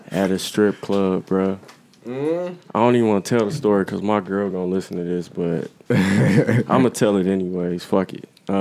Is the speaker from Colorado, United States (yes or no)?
no; Dayton, Ohio, United States; moved away as an adult; also born or lived in Trotwood, Ohio; now in Michigan, United States; I was born in Dayton. I actually went to elementary school and started out at Belhaven.